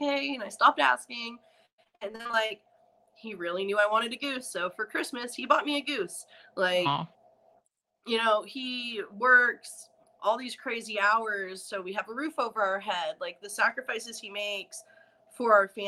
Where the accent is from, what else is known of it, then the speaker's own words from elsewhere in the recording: Atlanta, Georgia, United States; I'm from Atlanta